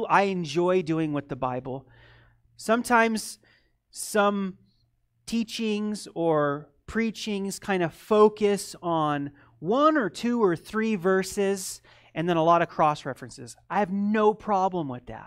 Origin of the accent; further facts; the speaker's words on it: United States; also born or lived in Eastern Europe; being an American